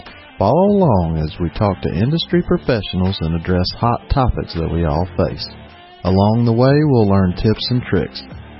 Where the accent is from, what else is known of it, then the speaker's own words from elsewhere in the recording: Georgia, United States; I'm from Georgia, and I'm in Georgia